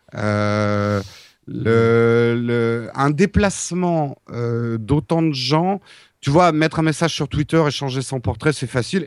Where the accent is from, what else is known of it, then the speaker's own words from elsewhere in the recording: France; les Français